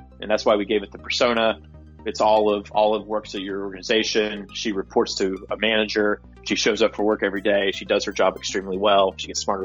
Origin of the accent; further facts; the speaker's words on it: Gallipolis, southeastern Ohio, United States; my hometown, it's in southeastern Ohio, a small town called Gallup Police